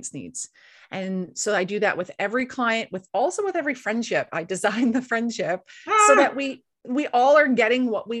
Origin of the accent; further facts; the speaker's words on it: East Coast of Canada, Canada; now in West Coast of Canada, Canada; we live on the West Coast of Canada and I grew up on the East Coast of Canada